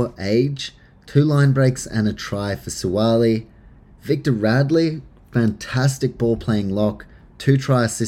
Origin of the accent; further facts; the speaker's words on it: New Zealand; as a Kiwi